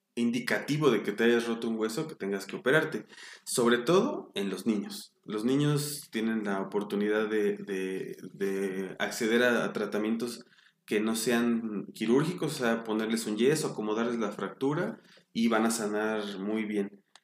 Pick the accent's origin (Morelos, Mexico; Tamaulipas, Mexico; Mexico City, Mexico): Mexico City, Mexico; Yo nací en la Ciudad de México, en 1982